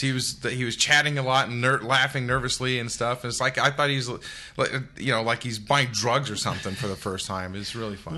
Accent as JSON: {"language": "English", "country": "United States", "tie": "born or raised there", "said": "I grew up two hours outside of Memphis"}